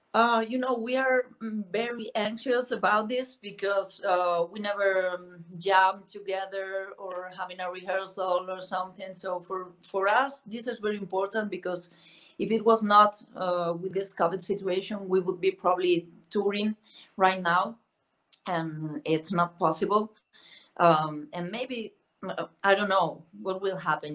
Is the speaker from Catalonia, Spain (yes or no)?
no; A Coruña, Galicia, Spain; English is a second language; moved away as an adult; now in Madrid, Spain; I was born in the northwest of Spain in a very small um, town called La Coruña, and I moved to Madrid like uh, ten years ago or so